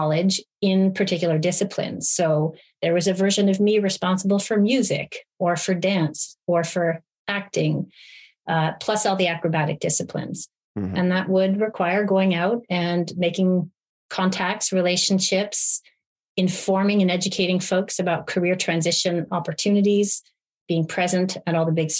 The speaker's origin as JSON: {"language": "English", "town": "Montreal", "region": "Quebec", "country": "Canada", "tie": "born or raised there", "moved": "as an adult", "said": "Montreal, my hometown"}